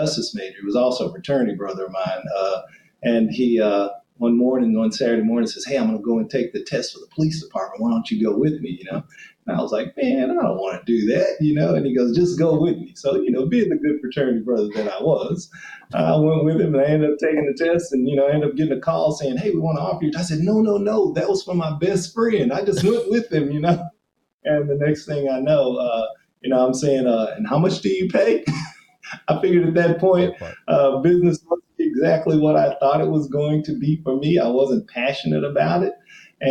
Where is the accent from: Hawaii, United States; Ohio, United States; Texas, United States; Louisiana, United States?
Texas, United States; Fort Worth; moved away; I grew up in a small Black community there on the west side of Fort Worth, Texas